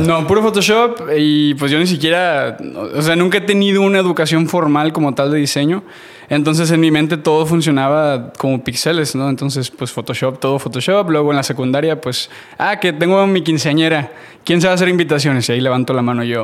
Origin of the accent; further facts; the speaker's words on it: Matamoros, Tamaulipas, Mexico; moved away as an adult; now in United States; nací en México, nací en Matamoros, Tamaulipas. A los 18 años me voy a vivir a Estados Unidos.